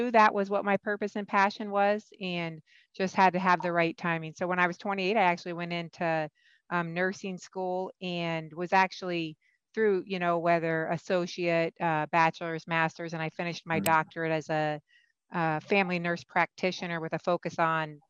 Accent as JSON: {"language": "English", "region": "Iowa", "country": "United States", "tie": "born or raised there", "also_born_or_lived": "California", "moved": "as an adult", "lives_now": "Pittsburgh, United States", "said": "my home state of Iowa. And so where I was born, raised, where I received my education training as a nurse practitioner"}